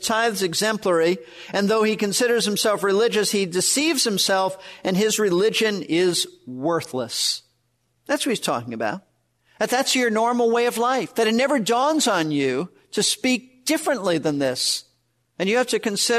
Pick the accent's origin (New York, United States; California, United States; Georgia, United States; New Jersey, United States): New York, United States; New York City; moved away as an adult; also born or lived in Florida; I was raised in Brooklyn, New York, not in a Christian home.